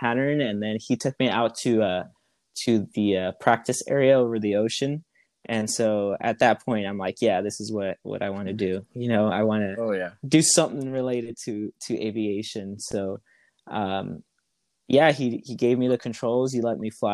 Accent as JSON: {"language": "English", "town": "Los Angeles", "region": "California", "country": "United States", "said": "I am from Southern California, more specific, the LA area"}